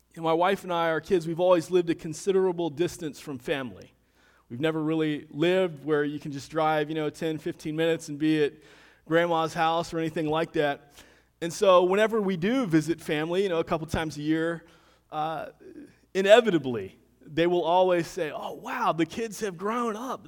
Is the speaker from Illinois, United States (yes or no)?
no; Deltona, Florida, United States; moved away; I grew up in Deltona, Florida. Haven't lived there for a number of years now